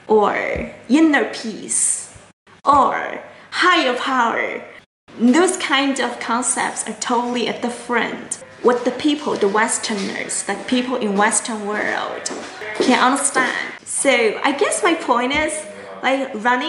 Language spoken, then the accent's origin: English; China; I am from China